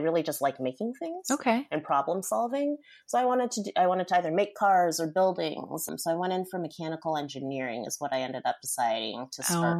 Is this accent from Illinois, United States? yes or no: no; Seattle, Washington, United States; I'm from Seattle. Mm-hmm. I still live here. I spent maybe 8 years away from Seattle, but most of my life has been here.